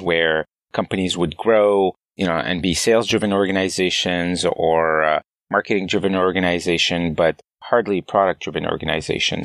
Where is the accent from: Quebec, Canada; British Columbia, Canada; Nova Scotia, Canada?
Quebec, Canada; Montreal; moved away as an adult; also born or lived in San Francisco, United States; As a Canadian living in the valley